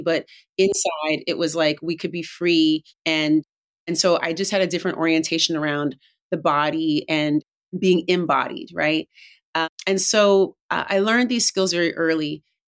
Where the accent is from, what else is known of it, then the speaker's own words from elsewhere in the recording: Oakland, California, United States; I grew up in Oakland, California